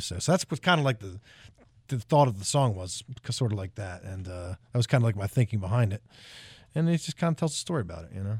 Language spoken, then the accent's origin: English; New Jersey, United States; now in Tennessee, United States; I grew up in South Jersey